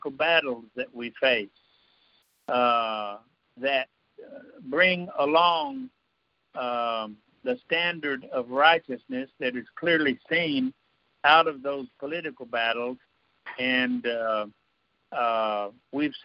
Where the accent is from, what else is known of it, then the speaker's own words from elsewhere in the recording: United States; I was born and raised in a country like this